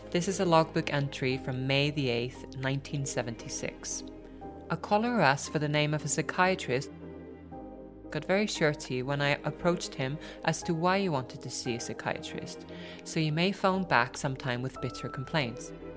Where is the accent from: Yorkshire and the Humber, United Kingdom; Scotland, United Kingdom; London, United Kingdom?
London, United Kingdom; I was an Indian kid growing up in East London in the 60s and 70s